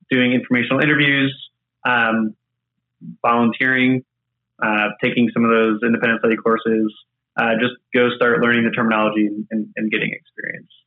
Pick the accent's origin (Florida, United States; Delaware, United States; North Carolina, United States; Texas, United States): North Carolina, United States; just south of Charlotte; moved away; also born or lived in Indiana; I grew up in the Carolinas